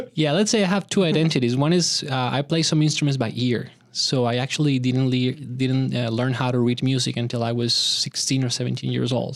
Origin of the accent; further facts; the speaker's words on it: Bogotá, Bogotá Capital District, Colombia; moved away; Bogota, where I had, uh, the opportunity to grow up